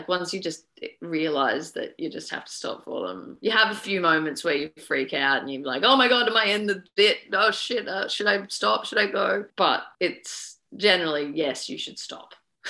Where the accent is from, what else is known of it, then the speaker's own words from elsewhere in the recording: New South Wales, Australia; also born or lived in Edinburgh / United Kingdom; now in Victoria, Australia; I was born in New South Wales and I was a New South Welshman for a fair amount of time.